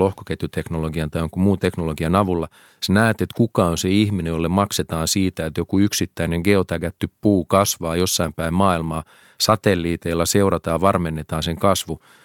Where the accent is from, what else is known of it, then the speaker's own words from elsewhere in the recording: Helsinki, Uusimaa, Finland; mä oon todella ylpeä kotikaupungistani